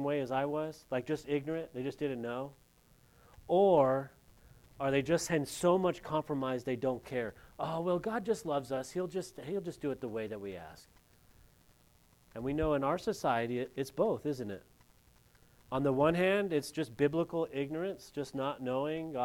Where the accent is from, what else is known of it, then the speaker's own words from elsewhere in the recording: California, United States; moved away; I'm from California public school